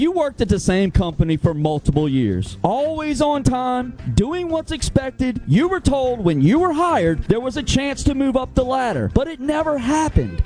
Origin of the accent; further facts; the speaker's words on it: Mississippi Delta, United States; moved away; also born or lived in Nashville; I grew up in the Mississippi Delta